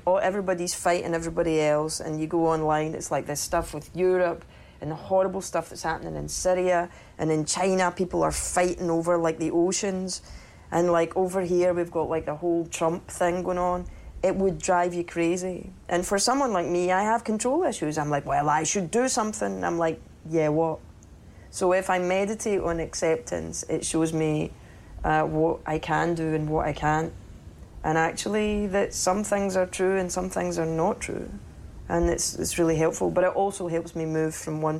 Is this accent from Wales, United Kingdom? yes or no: no; Cumbernauld, Scotland, United Kingdom; moved away; I'm from Cumbernauld